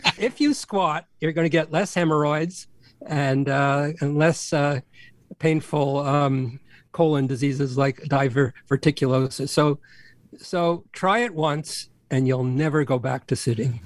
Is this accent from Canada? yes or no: yes; Canada; I'm Canadian